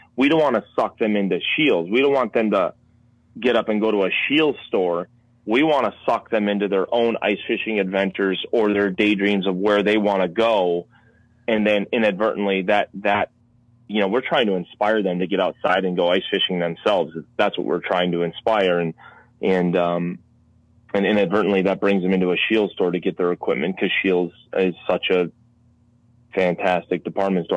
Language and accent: English; Minnesota, United States; I'm from Minnesota